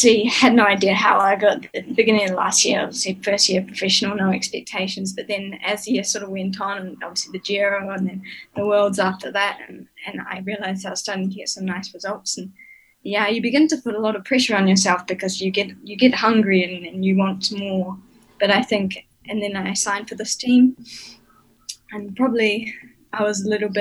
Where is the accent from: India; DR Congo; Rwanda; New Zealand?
New Zealand; Nelson; moved away; Growing up in Nelson, we had a really nice little group of us juniors